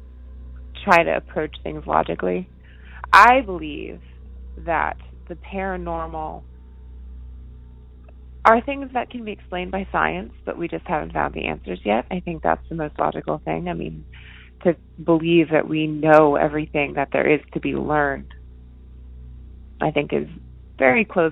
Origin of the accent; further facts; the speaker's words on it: Connecticut, United States; I grew up in Connecticut, and I lived in three different houses in Connecticut